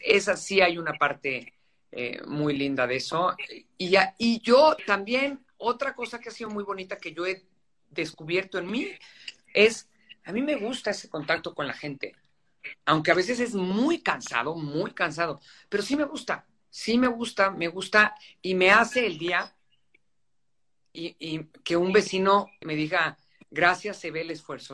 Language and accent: Spanish; Mexico City, Mexico; also born or lived in Guadalupe Inn; Yo nací, crecí en San Ángel y es obviamente una colonia a la que le tengo mucho, mucho cariño